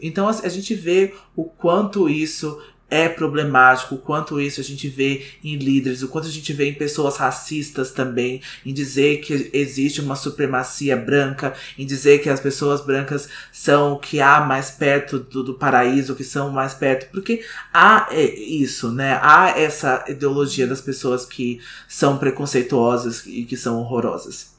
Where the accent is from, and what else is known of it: Brazil